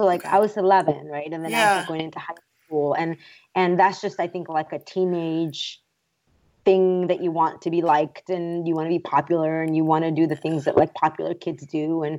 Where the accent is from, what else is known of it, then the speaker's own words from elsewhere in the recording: Mexico; now in United States; just because I love being Mexican doesn't mean that I don't also love being American. I've spent the majority of my life in the U.S.